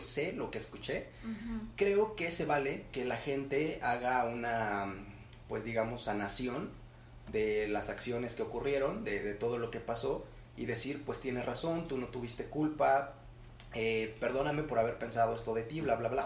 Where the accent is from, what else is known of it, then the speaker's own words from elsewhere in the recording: Morelos, Mexico; nosotros seamos mexicanos, nosotros tenemos ascendencia, digamos, de Michoacán, pues nosotros no somos michoacas